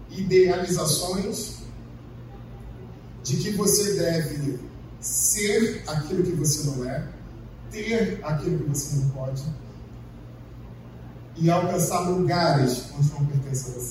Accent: Brazil; graças a Deus que eu sou brasileiro.

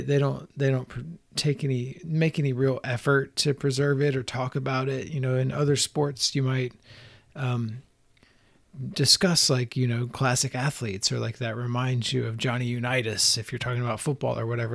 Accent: Southeast, United States; growing up in the Southeast is, like, an artsy-ish kid

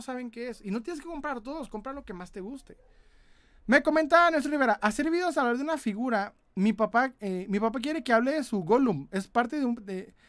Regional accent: Ciudad Juárez, Chihuahua, Mexico; De Ciudad Juárez, Chihuahua.

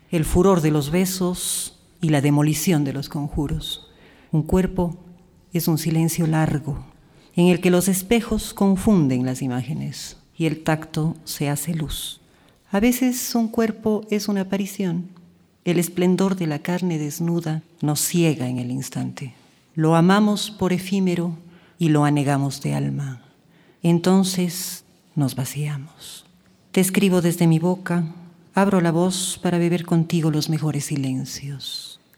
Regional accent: Cuenca, Azuay, Ecuador; la ciudad de Cuenca para mí ha sido mi madre, mi enemiga, mi confidente

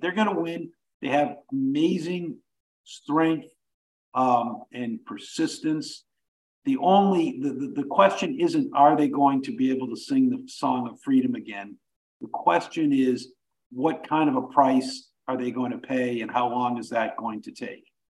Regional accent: United States; growing up in the United States

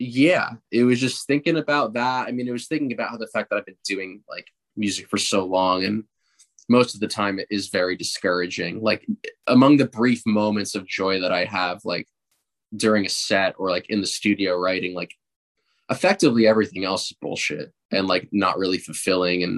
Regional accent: New Jersey, United States; I'm from New Jersey

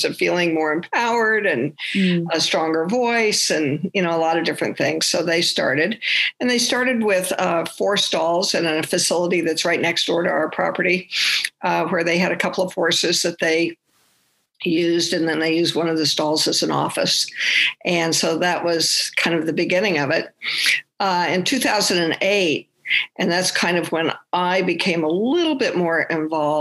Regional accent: Grand Junction, Colorado, United States; moved away as an adult; now in Los Angeles, United States; I grew up in Colorado, so in Grand Junction

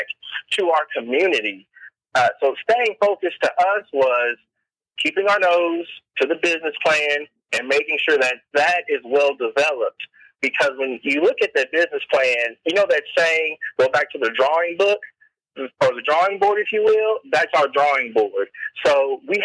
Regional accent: Evansville, Indiana, United States; I'm from Evansville, Indiana.

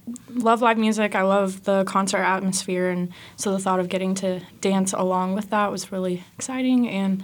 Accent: Warrensburg, Missouri, United States; I'm from Warrensburg, Missouri.

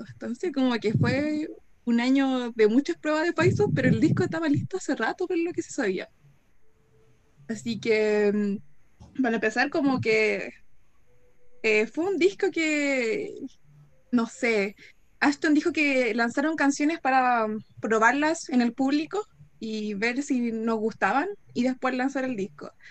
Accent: Santiago, Santiago Metropolitan Region, Chile; soy de Santiago también.

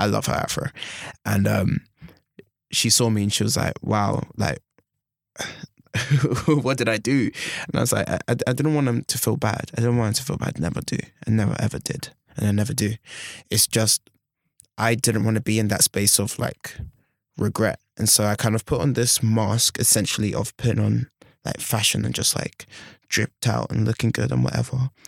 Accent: London, United Kingdom; moved away as an adult; now in Bath, United Kingdom; I'm from London. I'm a city boy

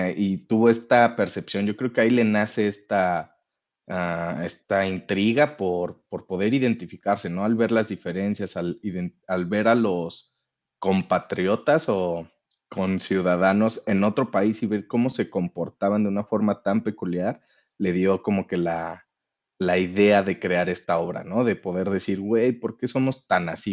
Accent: Mexico

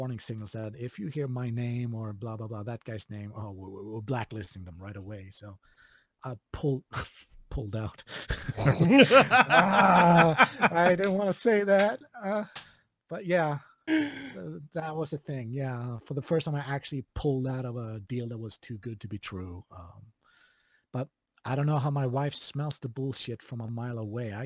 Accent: Skövde, Västra Götaland, Sweden; accent: Swedish; English is a second language; moved away as an adult; also born or lived in Korsberga, Sweden; now in Japan; my hometown in my shitty little Swedish country. Skövde, of all places.

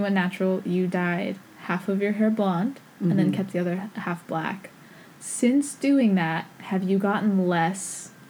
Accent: East Coast, United States; I'm half Japanese, but I'm from America. I'm fifth generation.

